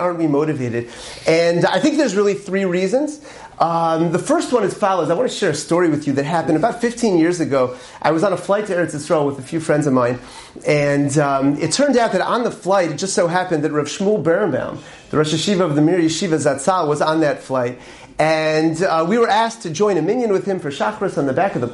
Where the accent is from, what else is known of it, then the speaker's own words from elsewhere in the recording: Syracuse, New York, United States; I grew up in Syracuse, New York, upstate over here.